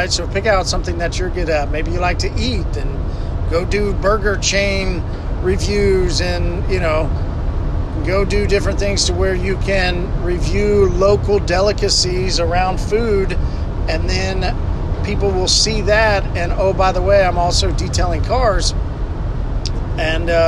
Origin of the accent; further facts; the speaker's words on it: Tulsa, Oklahoma, United States; Uh, I'm from Tulsa, Oklahoma.